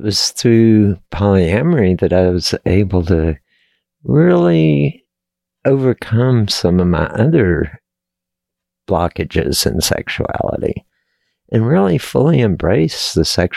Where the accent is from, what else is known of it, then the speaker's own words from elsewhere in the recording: Texas, United States; I was born and raised in Texas